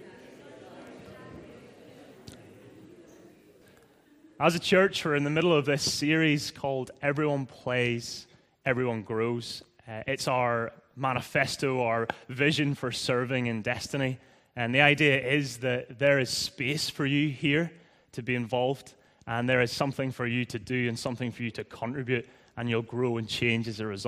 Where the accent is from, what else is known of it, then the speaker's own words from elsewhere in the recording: Northern Ireland, United Kingdom; accent: Irish; moved away as an adult; also born or lived in Leith, Edinburgh, Scotland; now in Edinburgh, United Kingdom; I'm originally from Northern Ireland, as you may have guessed by now, like a few others. I came over just under 8 years ago. Sorry, I need to enunciate with my Irish accent.